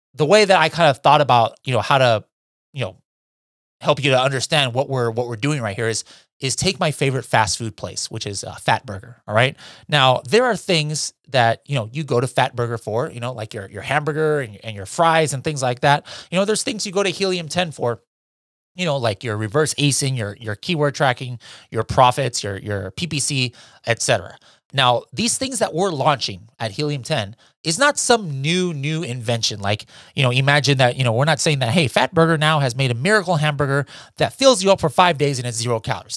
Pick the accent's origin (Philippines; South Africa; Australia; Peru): Philippines; being Filipino